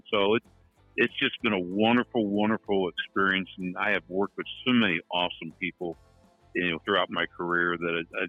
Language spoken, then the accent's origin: English; St. Louis, Missouri, United States; I grew up in South St. Louis